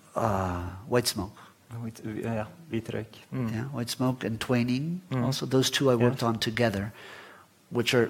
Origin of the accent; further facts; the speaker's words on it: Florida, United States; first language Spanish; English is a second language; also born or lived in Guatemala; I was born in Guatemala, but left when I was 10 with my family and grew up in Florida, in the United States. And English became my stronger language